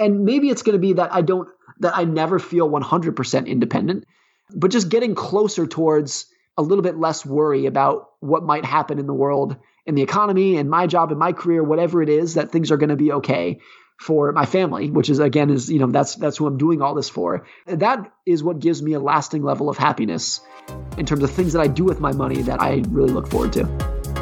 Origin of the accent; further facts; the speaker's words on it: California, United States; I grew up ski racing in Lake Tahoe, California